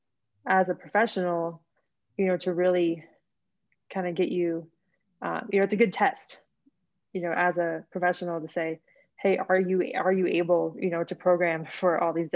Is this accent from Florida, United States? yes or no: no; Phoenix, Arizona, United States; also born or lived in San Diego, California; now in Denver, United States; I'm from Phoenix, Arizona, originally